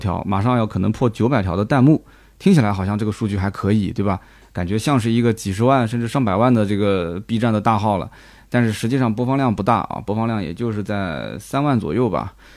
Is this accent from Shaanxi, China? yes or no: no; Nanjing, Jiangsu, China; accent: Nanjing dialect; 我们南京的当地方言